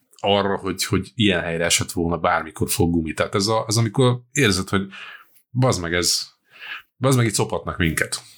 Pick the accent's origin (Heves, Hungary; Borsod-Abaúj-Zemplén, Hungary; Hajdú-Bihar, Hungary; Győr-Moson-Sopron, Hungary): Győr-Moson-Sopron, Hungary; Győr; egy győri vagyok